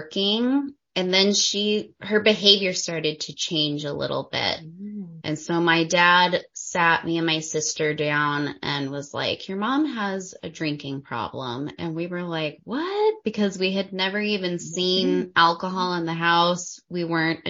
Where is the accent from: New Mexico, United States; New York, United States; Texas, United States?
New Mexico, United States; moved away as an adult; also born or lived in China; now in Liechtenstein; I was born and raised in New Mexico, USA